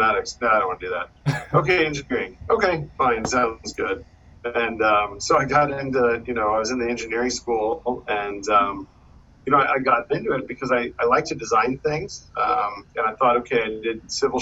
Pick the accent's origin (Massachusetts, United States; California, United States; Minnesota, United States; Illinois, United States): Massachusetts, United States; moved away as an adult; also born or lived in the South / New York City; I grew up in Massachusetts, pretty rural Massachusetts